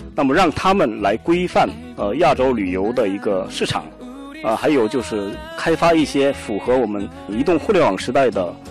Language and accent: Chinese; Seoul, South Korea; 我来自韩国首尔